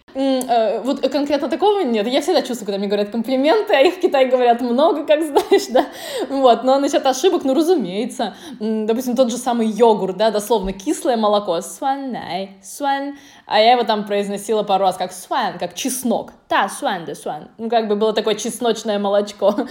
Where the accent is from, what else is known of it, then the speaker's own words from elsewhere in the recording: Russia; moved away as an adult; also born or lived in Dalian, China; я окончила Институт международных отношений у себя на родине, да, в России